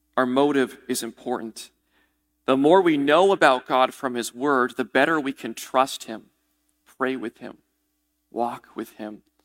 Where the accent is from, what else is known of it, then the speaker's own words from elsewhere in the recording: New England, United States; I'm a New Englander.